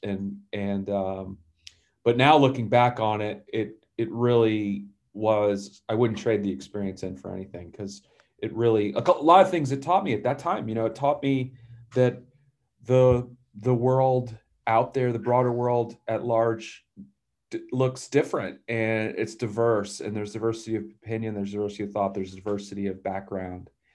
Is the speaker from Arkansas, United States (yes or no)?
no; Atlanta, Georgia, United States; I grew up in Atlanta.